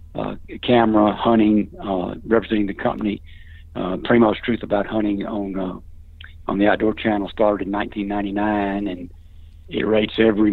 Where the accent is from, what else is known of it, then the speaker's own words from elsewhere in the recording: Jackson, Mississippi, United States; I was born here in the Jackson, Mississippi area to a very extended large family